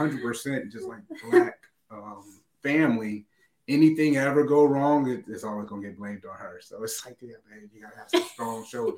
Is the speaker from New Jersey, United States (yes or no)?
yes; North New Jersey, United States; now in Spartanburg, United States; I'm from North New Jersey.